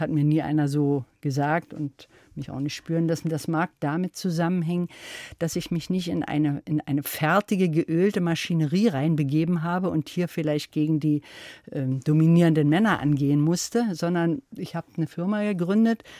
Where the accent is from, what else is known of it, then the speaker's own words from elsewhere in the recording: East Germany, Germany; ich bin also ja in der DDR aufgewachsen